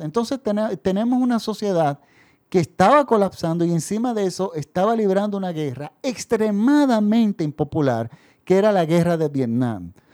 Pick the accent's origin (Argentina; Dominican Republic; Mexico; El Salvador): Dominican Republic; en mi país